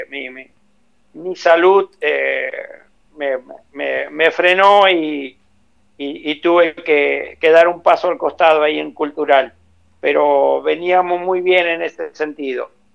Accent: Nogoyá, Entre Ríos, Argentina; moved away; Yo soy de Nogoyá, Entre Ríos

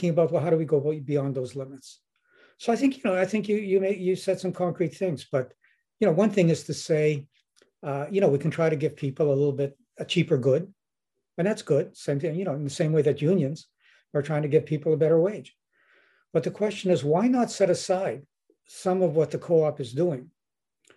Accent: Winnipeg, Manitoba, Canada; I'm from Winnipeg

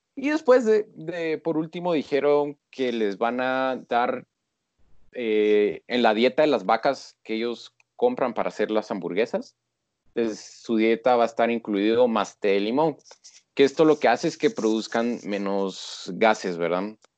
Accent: Guatemala; yo soy de Guatemala, o sea, y con orgullo

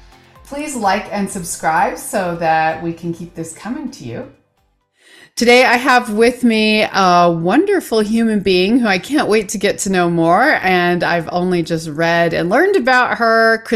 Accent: Seattle, Washington, United States; moved away; I was born in Seattle.

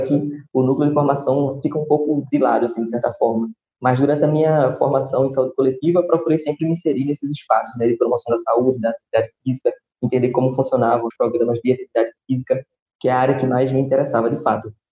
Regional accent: Recife, Pernambuco, Brazil; sou de Recife

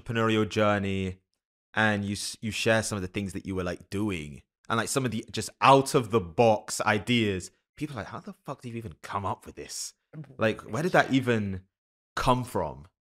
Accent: London, United Kingdom; also born or lived in Canada; now in United States; I grew up in London, but then my family's been in the States since I was, like, ten

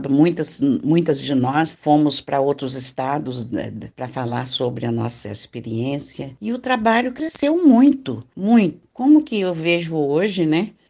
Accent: Minas Gerais, Brazil; moved away as an adult; now in São Paulo, Brazil; Vim de Minas Gerais e vim para São Paulo, que meu marido tinha que procurar trabalho

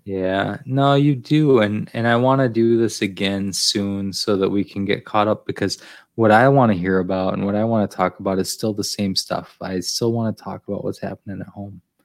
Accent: Finger Lakes, New York, United States; now in New York City, United States; I'm from the Finger Lakes

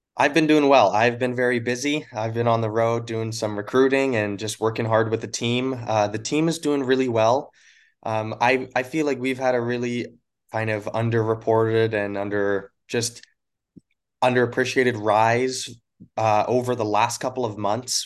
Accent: Crossfield, Alberta, Canada; born or raised there; moved away as an adult; also born or lived in Yellowknife, Northwest Territories; now in Los Angeles, United States

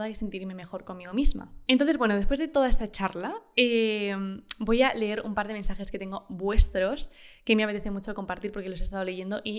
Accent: Uruguay; Tengo 22 años y soy de Uruguay. Por el lado de mi familia materna había

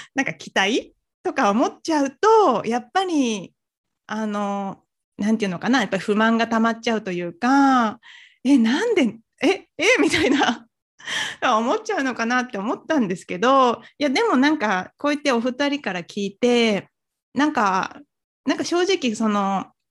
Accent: Nagoya, Aichi, Japan; also born or lived in Kyoto; 私、あのずっとこう、名古屋で育ってきて、まあ、大学は京都行ってましたけど、まあ、基本的にこう、東海圏の育ちでして

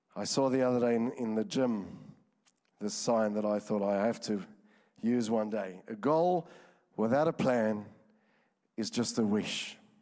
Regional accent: Johannesburg, Gauteng, South Africa; moved away; I'm from South Africa, Johannesburg

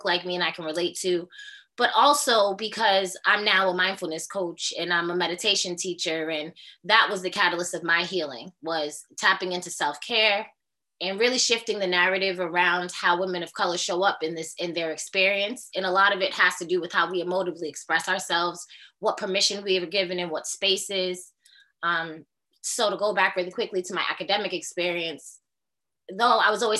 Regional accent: Boston, Massachusetts, United States; I'm a Boston resident. Haitian American descent. I've been here my whole entire life. I grew up in Austin, Brighton, in the projects

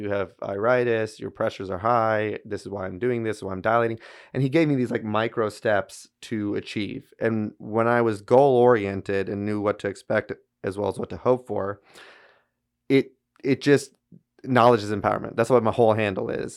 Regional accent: Baton Rouge, Louisiana, United States; also born or lived in Shreveport; came back down to my hometown in Baton Rouge, uh, where I grew up and went to L S U

